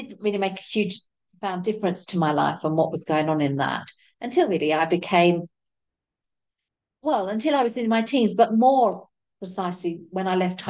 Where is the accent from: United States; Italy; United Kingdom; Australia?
United Kingdom; London; I grew up in Southeast London